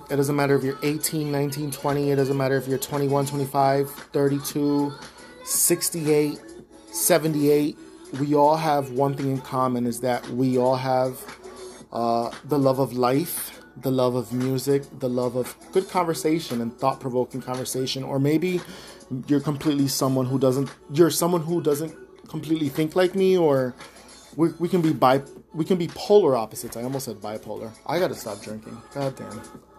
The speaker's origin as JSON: {"language": "English", "town": "New York City", "region": "New York", "country": "United States", "tie": "born or raised there", "said": "Yo, that's my hometown."}